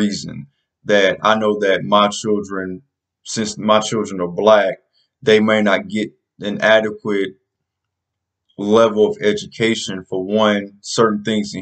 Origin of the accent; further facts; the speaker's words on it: South Carolina, United States; the state of South Carolina, my home state